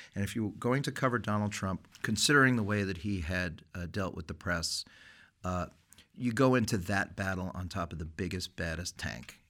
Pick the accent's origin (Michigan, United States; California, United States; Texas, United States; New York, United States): New York, United States; I grew up in New York, so I had friends, relatives who were in agencies